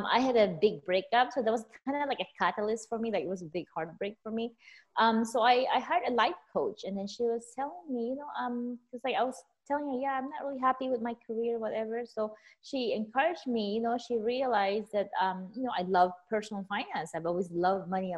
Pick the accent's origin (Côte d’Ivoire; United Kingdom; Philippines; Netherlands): Philippines; also born or lived in California; now in Las Vegas, United States; I was born and raised in the Philippines.